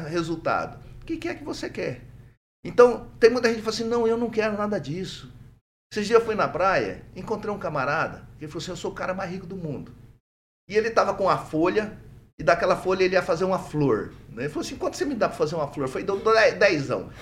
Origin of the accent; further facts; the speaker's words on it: Minas Gerais, Brazil; now in Maringá, Brazil; eu sou mineiro, mas não sou lá de Barbacena, não.